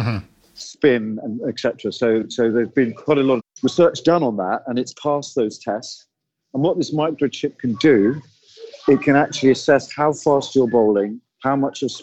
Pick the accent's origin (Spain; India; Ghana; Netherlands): India; I'm Indian